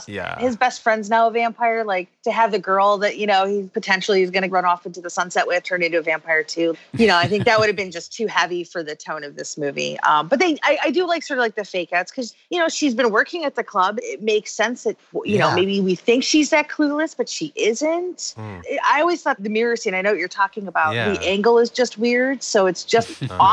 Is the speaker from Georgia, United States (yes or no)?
no; Chicago, Illinois, United States; moved away; I'm originally from Chicago